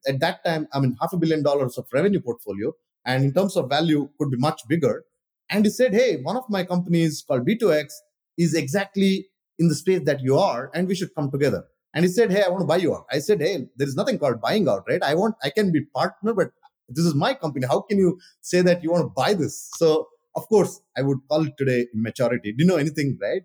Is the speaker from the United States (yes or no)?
no; India; moved away; I grew up in India